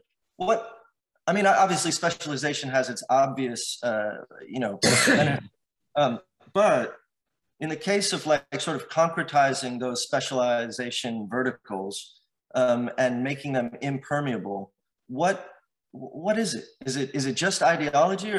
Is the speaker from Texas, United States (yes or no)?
no; the Valley, California, United States; growing up in the Valley